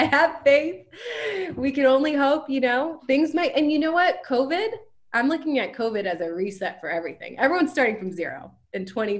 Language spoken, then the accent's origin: English; Virginia, United States; I grew up in Virginia